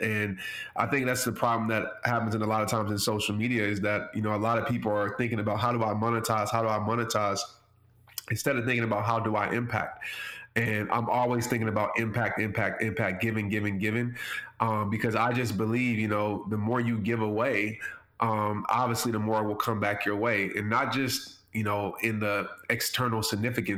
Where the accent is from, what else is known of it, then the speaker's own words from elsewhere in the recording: New Orleans, Louisiana, United States; growing up in New Orleans